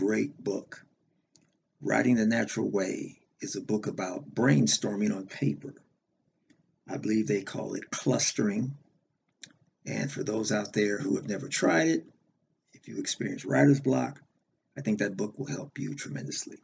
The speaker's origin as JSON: {"language": "English", "town": "Los Angeles", "region": "California", "country": "United States", "said": "I'm originally from Los Angeles, California"}